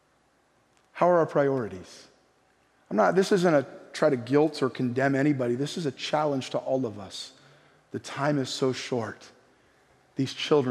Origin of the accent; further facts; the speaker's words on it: California, United States; also born or lived in Bay Area / Orange County; coming from California